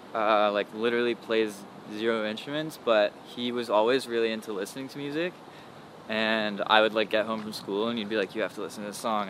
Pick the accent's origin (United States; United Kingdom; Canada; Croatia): Canada; Toronto, Ontario; I was born in Scarborough, which is like, I guess like a subdivision of Toronto.